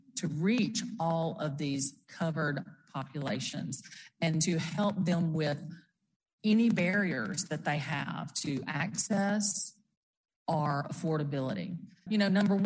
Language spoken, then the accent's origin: English; Brookhaven, Mississippi, United States; I'm from Brookhaven down in southwest Mississippi.